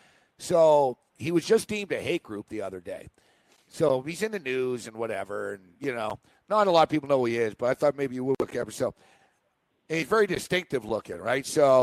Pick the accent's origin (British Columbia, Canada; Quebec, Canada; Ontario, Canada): Quebec, Canada; Montreal; So he's from Montreal. I'm from Montreal.